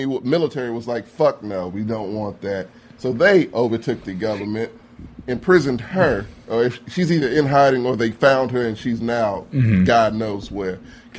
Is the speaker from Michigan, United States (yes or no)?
yes; Michigan, United States; I come from Michigan.